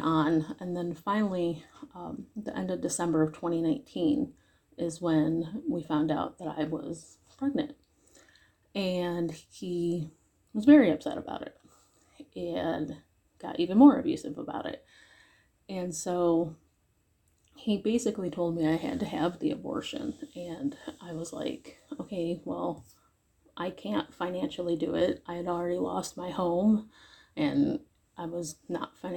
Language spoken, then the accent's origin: English; Cleveland, Ohio, United States; I'm from Northeast Ohio area, around the Cleveland area